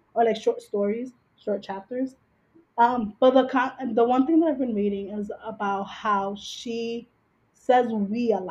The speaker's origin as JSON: {"language": "English", "town": "New York City", "region": "New York", "country": "United States", "tie": "born or raised there", "said": "we grew up in Washington Heights, Manhattan"}